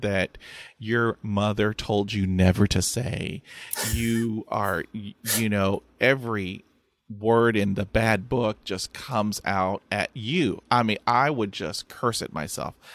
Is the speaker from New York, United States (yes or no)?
no; Texas, United States; I'm from Texas, and we say, "Bless your heart,"